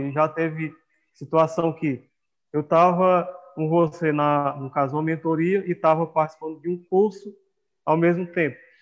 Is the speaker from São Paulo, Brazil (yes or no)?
no; Viçosa do Ceará, Ceará, Brazil; also born or lived in Amapá; nasci numa cidade tricenten-, é, tricentenária, chamada Viçosa do Ceará